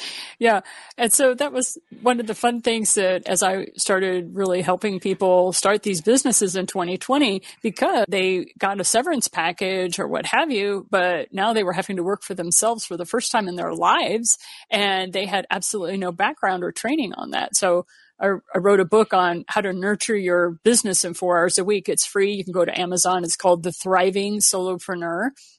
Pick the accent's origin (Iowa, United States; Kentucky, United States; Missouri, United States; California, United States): Missouri, United States; I am from Southern Missouri. So, yeah, that fits right in with my background.